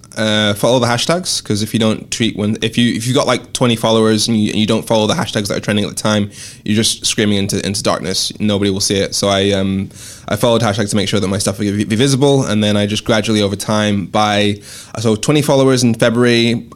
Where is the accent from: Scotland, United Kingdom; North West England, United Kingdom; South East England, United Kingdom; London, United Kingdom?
Scotland, United Kingdom; Dundee; also born or lived in Darlington, England / Swansea, Wales / Birmingham, England; I refer to my accent as fucked up because I was born in Darlington, grew up in Dundee, Swansea, Birmingham. My parents are Nigerian